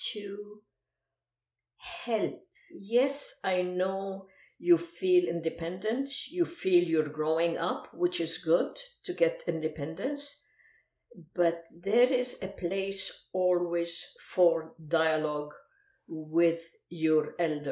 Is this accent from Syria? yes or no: yes; Aleppo, Aleppo Governorate, Syria; first language Arabic; English is a second language; moved away as an adult; also born or lived in Lebanon; now in United States; my hometown, Aleppo